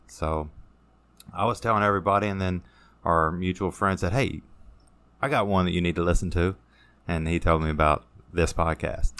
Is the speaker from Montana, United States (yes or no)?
no; Hodgenville, Kentucky, United States; also born or lived in Elizabethtown, Kentucky; most of my time was around Hodgenville